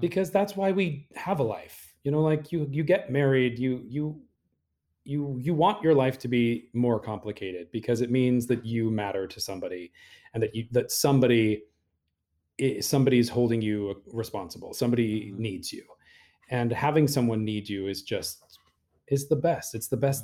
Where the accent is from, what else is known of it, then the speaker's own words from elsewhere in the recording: Utah, United States; moved away; when I was a kid growing up in Utah, I was the youngest of eight siblings